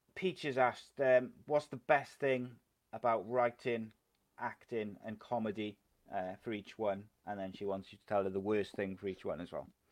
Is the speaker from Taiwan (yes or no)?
no; Cardiff, Wales, United Kingdom; I'm a Cardiff boy